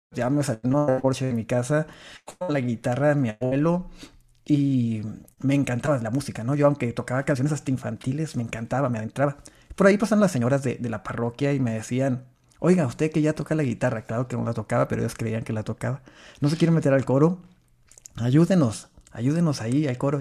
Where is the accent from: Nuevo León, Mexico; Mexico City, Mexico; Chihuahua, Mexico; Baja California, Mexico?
Chihuahua, Mexico; Meoqui; accent: norteño; soy de Chihuahua, Chihuahua. Bueno, de un pueblito de, por ahí pegado, cerquita a Chihuahua, Chihuahua, que es Meoki, una ranchería